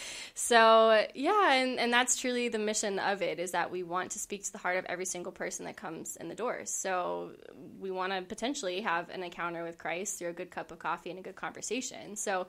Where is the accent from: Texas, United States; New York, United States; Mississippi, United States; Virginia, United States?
Virginia, United States; Roanoke; moved away as an adult; also born or lived in Notre Dame, Indiana / Naperville, Illinois; now in Chicago, United States; born and raised in Roanoke, Virginia.